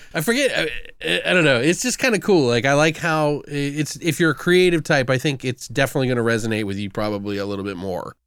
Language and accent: English; United States; I'm got an American brain